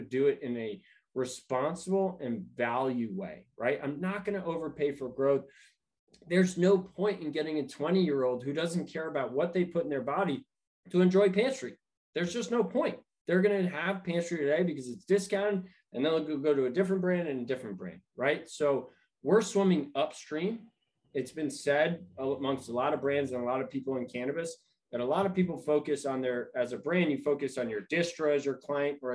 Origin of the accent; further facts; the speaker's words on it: New York, United States; now in California, United States; I'm originally from New York